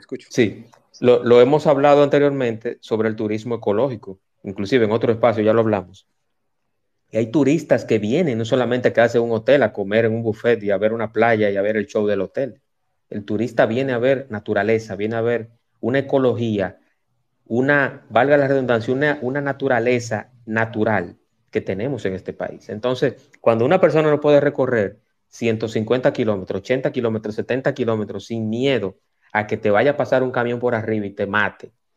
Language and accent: Spanish; Dominican Republic; creo en mi país